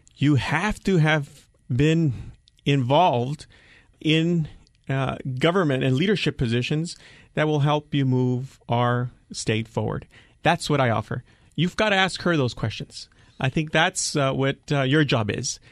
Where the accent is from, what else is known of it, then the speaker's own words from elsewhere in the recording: Nogales, Arizona, United States; I grew up in Nogales.